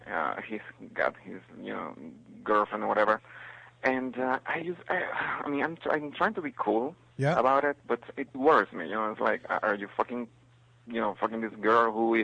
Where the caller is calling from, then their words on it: Venezuela; English is a second language; I'm sorry. I'm calling from Venezuela.